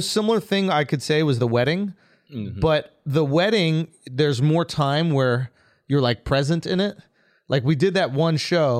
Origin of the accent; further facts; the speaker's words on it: New York City, New York, United States; I'm from New York. So growing up, neither of my parents, I have no like religion. I have no identity